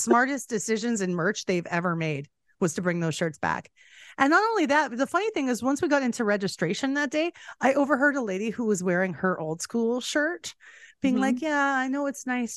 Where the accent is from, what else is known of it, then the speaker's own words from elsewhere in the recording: Alberta, Canada; I'm from Alberta, which is basically Texas North